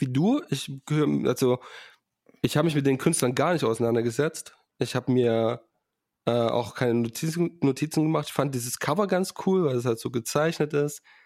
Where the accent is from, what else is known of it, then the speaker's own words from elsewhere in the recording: Saxony, Germany; ich komme aus Sachsen